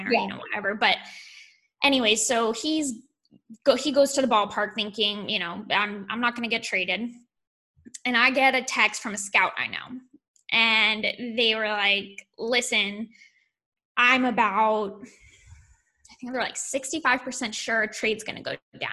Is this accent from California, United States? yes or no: yes; California, United States; I'm from California